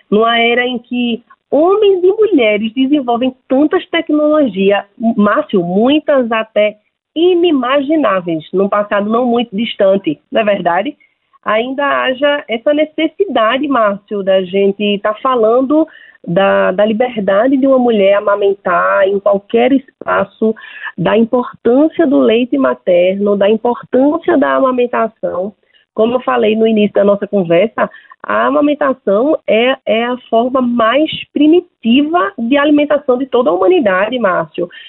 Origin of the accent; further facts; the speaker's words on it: Pernambuco, Brazil; eu sou de, do estado de Pernambuco e somente em Pernambuco, 144 mil, um pouco mais de 144 mil mulheres foram doadoras de leite humanos